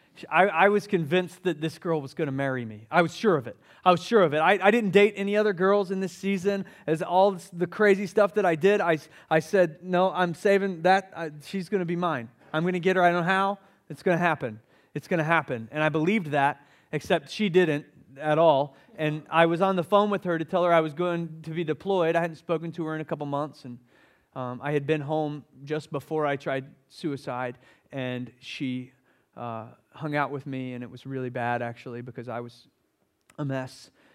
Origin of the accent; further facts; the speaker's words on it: Summerville, South Carolina, United States; I grew up in Somerville, South Carolina, which is just outside of Charleston. I'm a Charleston boy.